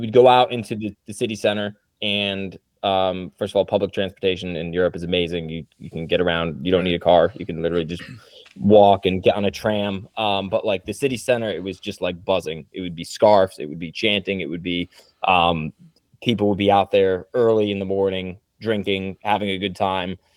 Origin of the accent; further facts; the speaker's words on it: Trumbull, Connecticut, United States; moved away as an adult; now in Carolinas, United States; I grew up in Trumbull